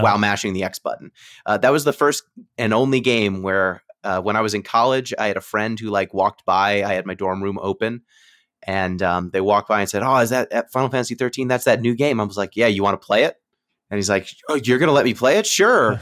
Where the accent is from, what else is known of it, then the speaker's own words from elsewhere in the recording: New York, United States; I was from New York